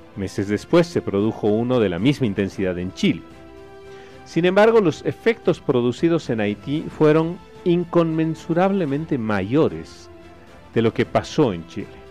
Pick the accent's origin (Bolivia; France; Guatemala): Bolivia